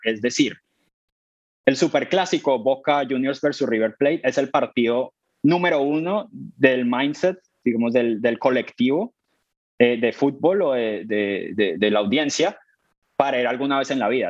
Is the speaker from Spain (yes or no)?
no; Colombia; moved away as an adult; now in London, United Kingdom; soy colombiano, llevo ocho años en el Reino Unido